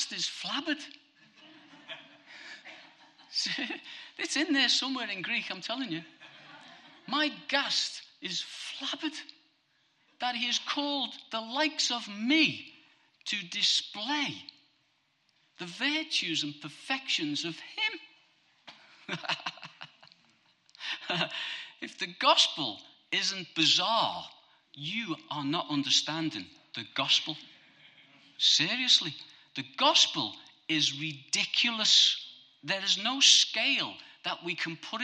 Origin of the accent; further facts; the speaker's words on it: Bootle, North West England, United Kingdom; I'm a scally from Bootle.